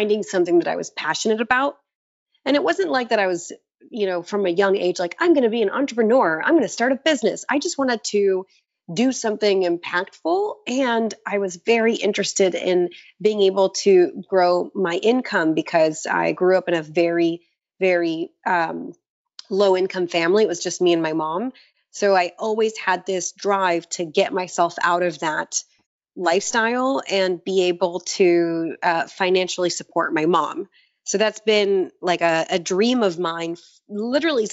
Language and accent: English; Florida, United States; also born or lived in Israel; I was born in Israel, and I was born there and I moved to Florida when I was 6